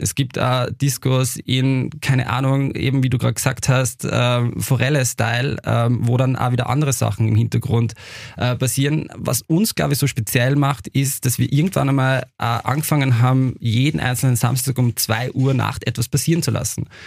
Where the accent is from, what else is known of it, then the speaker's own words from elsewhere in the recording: Upper Austria, Austria; now in Vienna, Austria; ich persönlich bin ja selber aus Oberösterreich